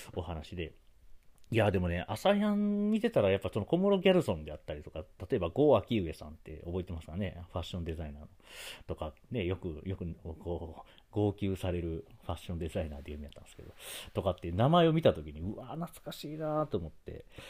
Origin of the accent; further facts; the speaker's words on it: Sakai, Osaka, Japan; 僕、出身はその大阪の中でも堺